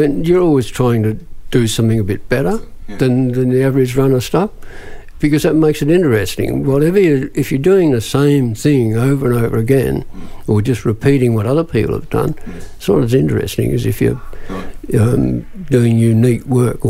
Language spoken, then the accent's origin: English; Eastwood, New South Wales, Australia; In Eastwood, in those days, when I grew up, it was in the Second World War.